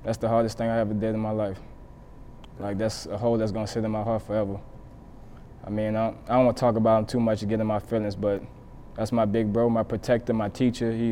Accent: New Orleans, Louisiana, United States; I'm from the 7 Ward downtown, okay. Parker Street.

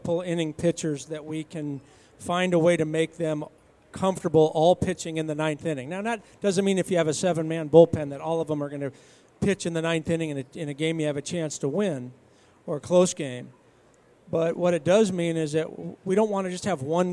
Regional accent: San Francisco Bay Area, California, United States; I grew up in the San Francisco Bay Area

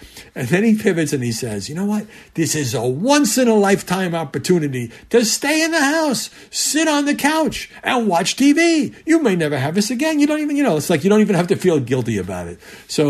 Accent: New York City, New York, United States; I am from Brooklyn

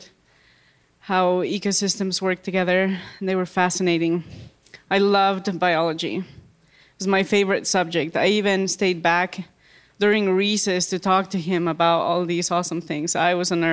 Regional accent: Bolivia; moved away as an adult; now in United States; I grew up in Bolivia.

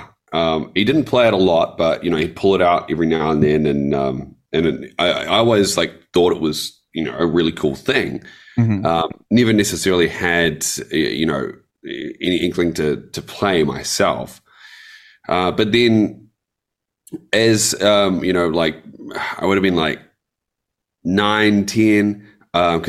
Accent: Hawke's Bay, New Zealand; Hawke's Bay, which is the east coast of the North Island

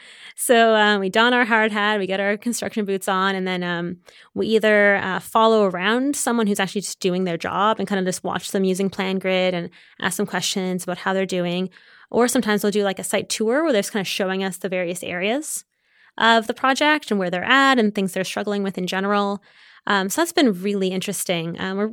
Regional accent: Waterloo, Ontario, Canada; Yeah, so born and raised in Canada.

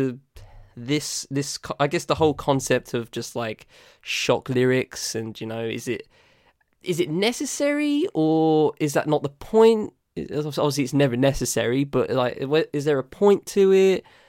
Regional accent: United Kingdom; accent: southern; I'm British. I don't live in Manchester. I live below, down south, as you can gather by my accent

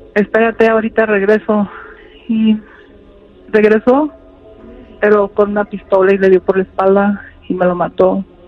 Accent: Apatzingán, Michoacán, Mexico; Nosotros somos de Apatzingán, Michoacán.

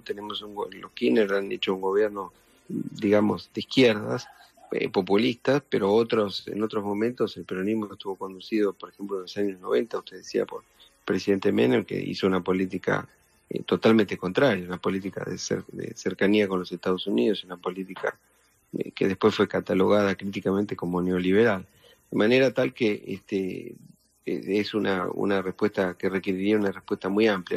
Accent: Argentina

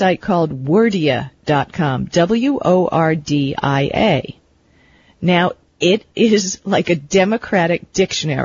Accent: New York, United States; I was born in New York

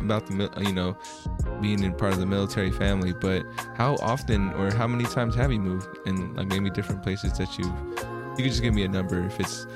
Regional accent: United States; also born or lived in Philippines; I was born in the Philippines, came out to America when I was about 4.

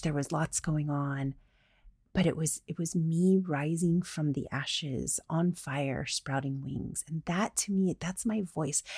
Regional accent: the South, United States; I'm from the South

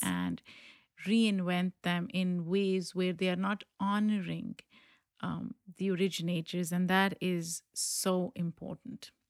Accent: Pakistan; moved away; I grew up in Pakistan

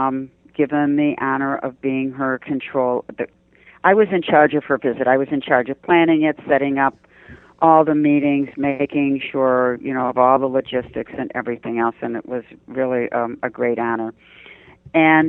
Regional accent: Detroit, Michigan, United States; moved away; I'm from Detroit

